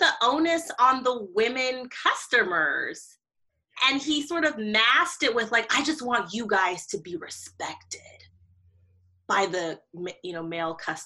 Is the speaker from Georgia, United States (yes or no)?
yes; Atlanta, Georgia, United States; I'm from Atlanta